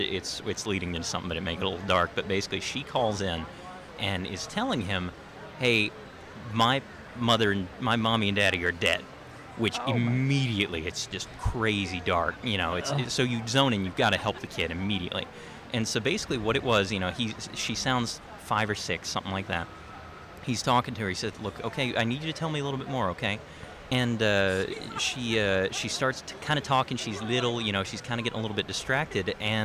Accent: United States; I'm from Jackson County. I grew up in that area.

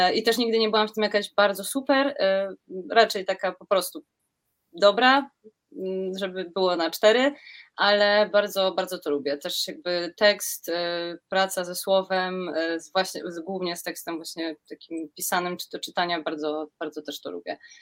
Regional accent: Kraków, Lesser Poland, Poland; ja jestem z Krakowa

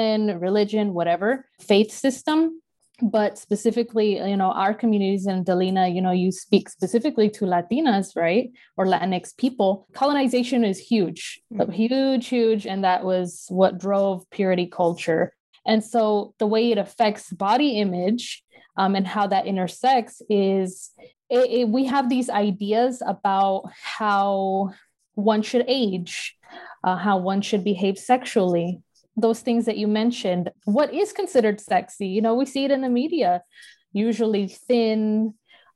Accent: United States; I was born here in the United States

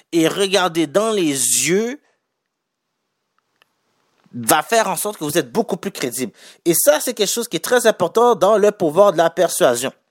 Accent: Haiti; Je suis haïtien. je suis d'origine haïtienne. Nous, les Noirs en général

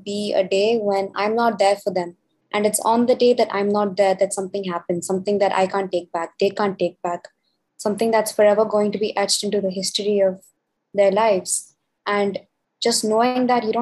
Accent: India; from India as well

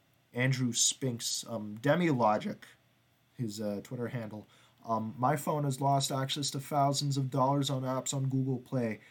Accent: Canada; I'm Canadian

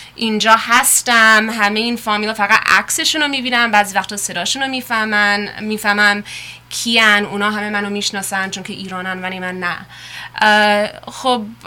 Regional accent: United States; also born or lived in Iran; خودم توی ایران به دنیا اومده بودم خیلی کوچیک بودم اومدیم آمریکا اینجا بزرگ شدم

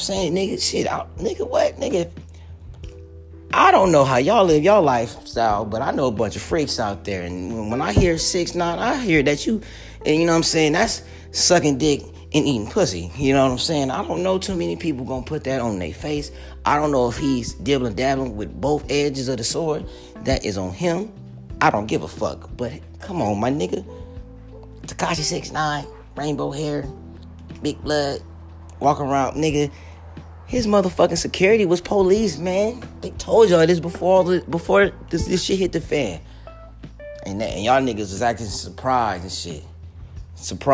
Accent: Long Beach, California, United States; I'm from Long Beach

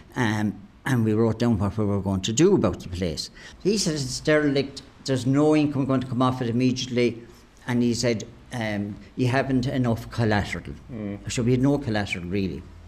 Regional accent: Clonmel, Munster, Ireland; Great days of playing with all the young fellas and young girls around the place, you know, around the streets. The streets at the centre of the town was our domain

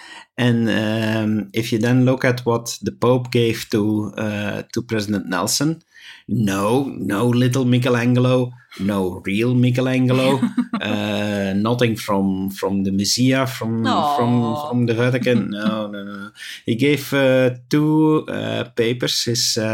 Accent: Belgium; we're from Belgium

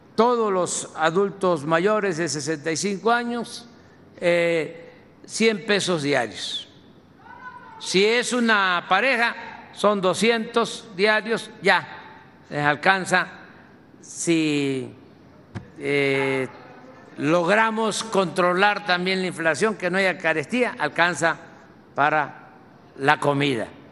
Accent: Tabasco, Mexico

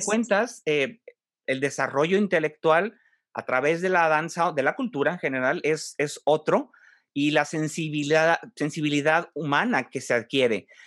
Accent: northern Mexico, Mexico; eres del norte del país, igual que yo

